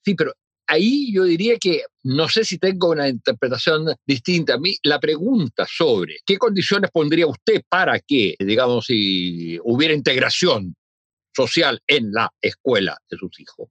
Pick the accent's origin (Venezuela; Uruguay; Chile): Chile; cómo somos los chilenos